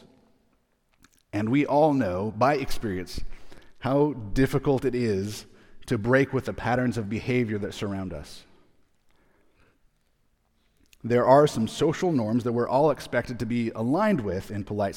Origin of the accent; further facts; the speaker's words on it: Arizona, United States; We're from Arizona